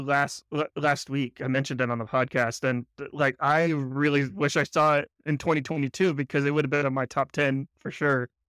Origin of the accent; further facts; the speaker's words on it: United States; I'm an American